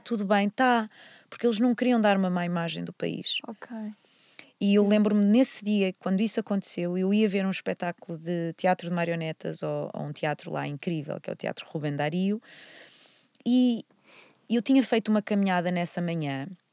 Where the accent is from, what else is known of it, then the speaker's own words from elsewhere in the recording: Porto, Norte, Portugal; moved away as an adult; also born or lived in Vila Nova de Gaia; eu nasci no Porto, quer dizer, na verdade nasci no Hospital de Gaia, mas por um acaso, nasci, sou do Porto, vivi toda a minha vida no Porto até aos 18 anos.